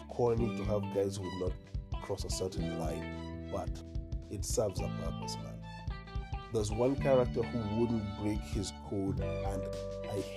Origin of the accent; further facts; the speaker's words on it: Kenya; I'm a Kenyan